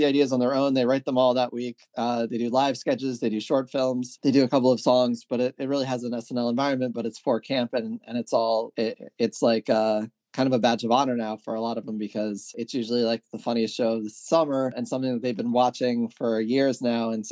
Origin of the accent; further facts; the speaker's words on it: Maryland, United States; I grew up in Maryland.